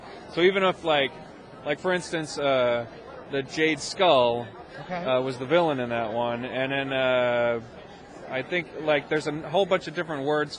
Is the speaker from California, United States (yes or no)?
no; New Jersey, United States; when I was growing up in New Jersey